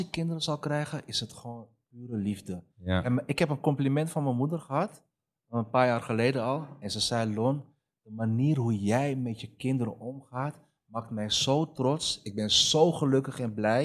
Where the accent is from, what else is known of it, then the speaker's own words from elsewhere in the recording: Amsterdam, North Holland, Netherlands; also born or lived in Almere; mijn jeugd in de Bijlmer